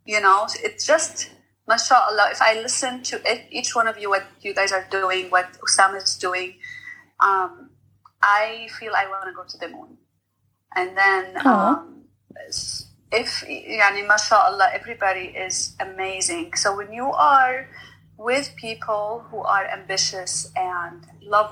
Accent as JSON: {"language": "English", "country": "Lebanon", "tie": "born or raised there", "second_language": "English", "moved": "as an adult", "lives_now": "United States", "said": "I am originally from Lebanon, and I came to the U.S. For almost 20 years now"}